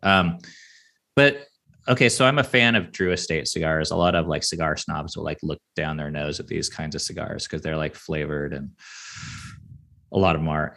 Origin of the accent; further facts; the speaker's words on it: Seattle, Washington, United States; I grew up on the West Coast